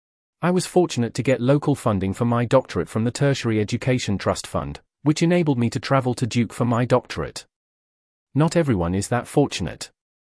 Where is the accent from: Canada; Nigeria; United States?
Nigeria; English is a second language; with a focus on my personal journey as a Nigerian researcher.